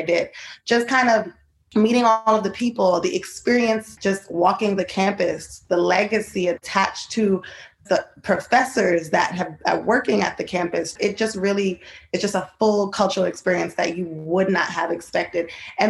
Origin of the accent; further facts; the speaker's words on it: New York, United States; I am originally born and raised in Queens, New York. I grew up first generation American.